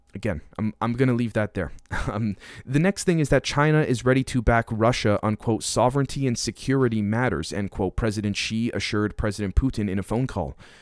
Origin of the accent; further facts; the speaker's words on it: Canada; now in Manitoba, Canada; a Canadian being here in, in, uh, in Manitoba